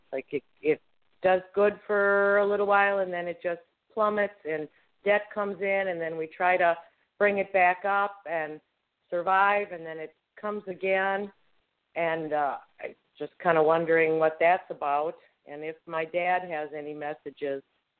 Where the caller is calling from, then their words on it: Wisconsin, United States; from Wisconsin.